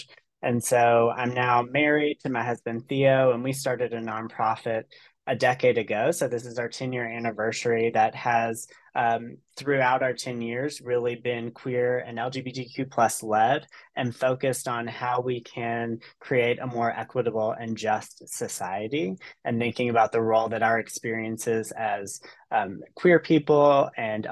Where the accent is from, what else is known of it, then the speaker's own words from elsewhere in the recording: Chattanooga, Tennessee, United States; moved away; So I originally am from the Chattanooga, Tennessee area. I grew up on Lookout Mountain.